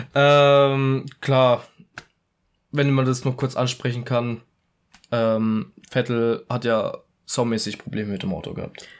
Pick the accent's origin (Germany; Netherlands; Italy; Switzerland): Italy; ich als Italiener